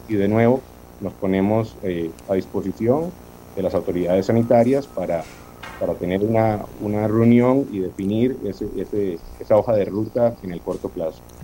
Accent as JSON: {"language": "Spanish", "country": "Costa Rica", "said": "Nosotros como costarricenses"}